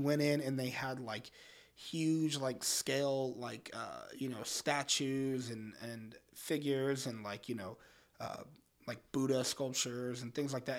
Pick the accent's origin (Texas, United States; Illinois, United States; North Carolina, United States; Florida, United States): Florida, United States; Orlando; moved away as an adult; now in Detroit, United States; We grew up in Orlando, went to high school in Orlando